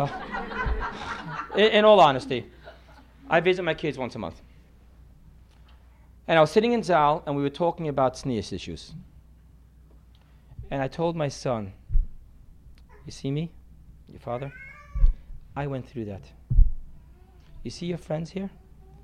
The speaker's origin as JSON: {"language": "English", "country": "United States", "said": "I'm American"}